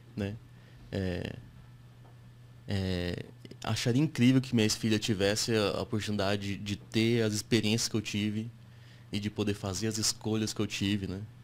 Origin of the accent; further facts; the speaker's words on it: Japan; now in Brazil; fui para lá com 8 para 9 anos, cresci no Japão, estudei na escola japonesa um tempo